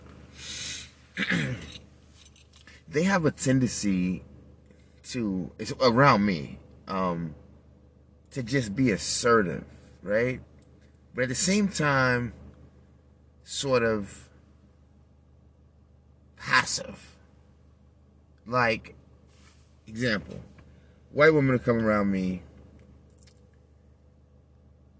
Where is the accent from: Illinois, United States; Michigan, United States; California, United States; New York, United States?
New York, United States; New York City; I'm from Manhattan. I'm from New York. I was born in Beth Israel, Mount Sinai.